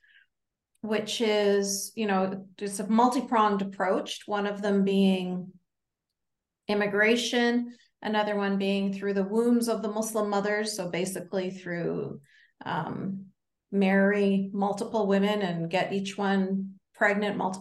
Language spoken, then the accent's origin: English; Canada; as a Canadian